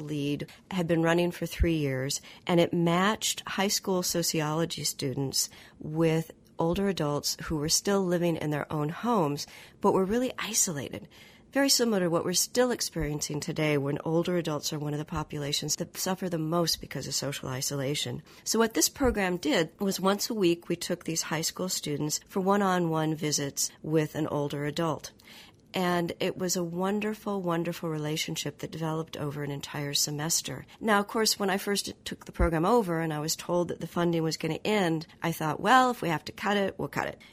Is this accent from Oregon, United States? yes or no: yes; Oregon, United States; moved away; in my home state of Oregon